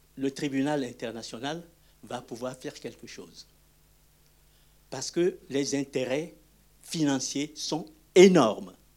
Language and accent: French; Togo; Je suis togolais, je ne suis pas congolais.